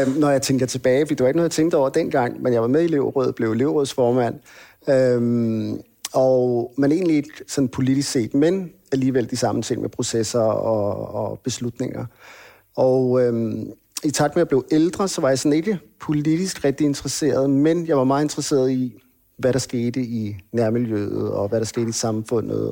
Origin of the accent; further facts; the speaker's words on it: Hvidovre, Capital Region of Denmark, Denmark; also born or lived in Copenhagen (Nørrebro); født og opvokset øh, i Danmark, født på, på Rigshospitalet, der blev født i 1980. Øhm, der boede vi på Nørrebro, okay. og øhm, der boede vi indtil jeg var cirka 6 år. Mm. Og så flyttede vi til Hvidovre